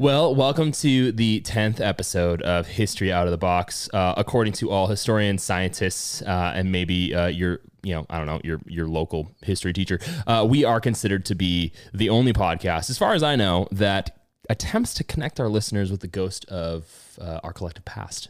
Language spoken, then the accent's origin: English; United States; as an American, but also I have cultural lineage from my home country of Ireland.